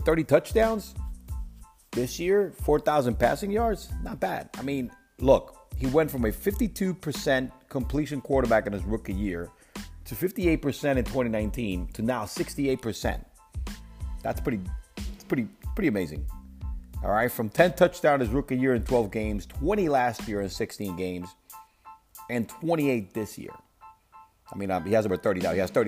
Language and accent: English; New York City, New York, United States; now in South Florida, United States; I'm from Brooklyn, man, and I grew up in Brooklyn. I live in sunny South Florida now